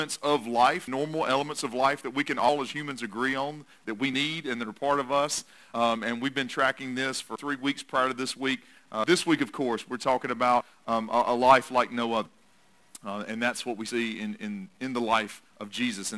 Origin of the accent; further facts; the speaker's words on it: North Carolina, United States; also born or lived in Tennessee; I was born in Tennessee, so I've got a little bit of Vols in me, but I've also been grown most of my life up in this area of the country, so I have a little bit more Tar Heel than I have Vols in me